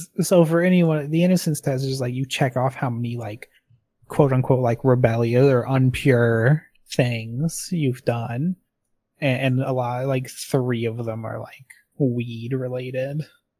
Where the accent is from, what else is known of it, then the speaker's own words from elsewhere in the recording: Atlanta, Georgia, United States; I grew up in Atlanta.